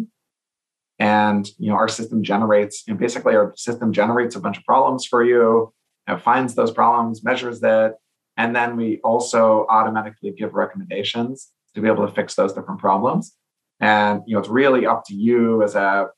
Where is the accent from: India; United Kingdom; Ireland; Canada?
Canada; now in California, United States; As a Canadian myself